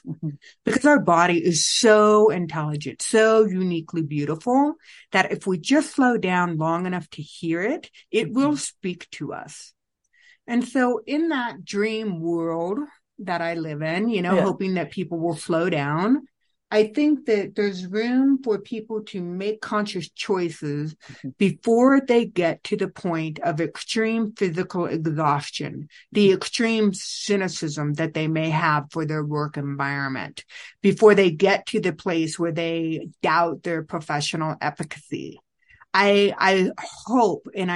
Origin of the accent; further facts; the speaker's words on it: Illinois, United States; moved away; also born or lived in Vietnam; I was born and raised in Illinois